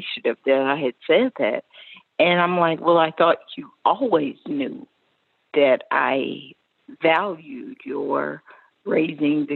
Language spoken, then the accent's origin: English; Pensacola, Florida, United States; I grew up in Pensacola, Florida